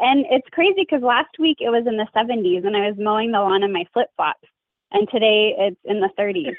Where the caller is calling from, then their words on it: Boise, Idaho, United States; I am in my office at home. And I'm in Boise, Idaho.